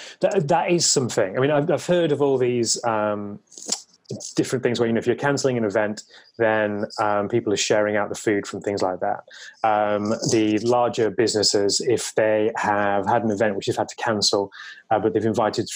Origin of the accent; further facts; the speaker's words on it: Leeds, Yorkshire and the Humber, United Kingdom; That is true, yeah. We do like to be a bit opinionated, let's face it. And, you know, to be fair, in the north, we probably have a bit more immunity to it as well